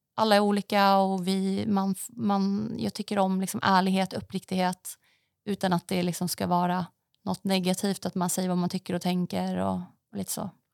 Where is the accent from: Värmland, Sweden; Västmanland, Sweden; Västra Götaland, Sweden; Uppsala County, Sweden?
Västmanland, Sweden; Västerås; moved away as an adult; also born or lived in Norway / Stockholm; då bodde jag i Västerås också till, innan jag hann flytta hit där jag kommer ifrån Västerås